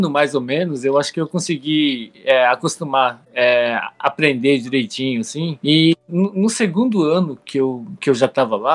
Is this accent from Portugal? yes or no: no; Japan; moved away as an adult; now in Brazil; Com oito anos lá pro Japão. Daí eu cresci lá no Japão.